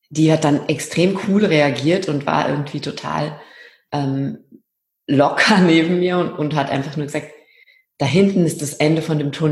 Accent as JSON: {"language": "German", "region": "Rhineland", "country": "Germany", "moved": "yes", "lives_now": "Austria", "said": "Ich komme ursprünglich aus dem Rheinland und bin aber der Liebe wegen nach Österreich gezogen."}